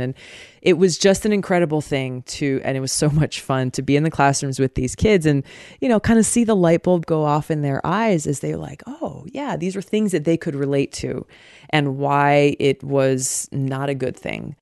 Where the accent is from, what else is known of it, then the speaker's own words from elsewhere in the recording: Hawaii, United States; Growing up in Hawaii